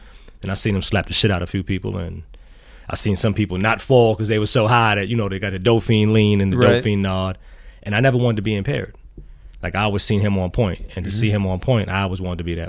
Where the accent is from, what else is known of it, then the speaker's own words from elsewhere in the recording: New York City, New York, United States; I'm from the Bronx, South Bronx, born and bred.